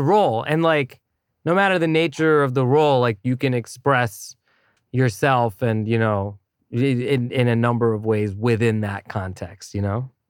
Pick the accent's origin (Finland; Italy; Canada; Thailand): Thailand; moved away; as a kid growing up in Thailand